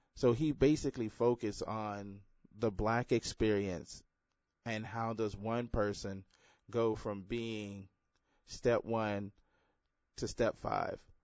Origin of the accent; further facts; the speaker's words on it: Houston, Texas, United States; growing up in Houston, it all, uh, primarily black neighborhood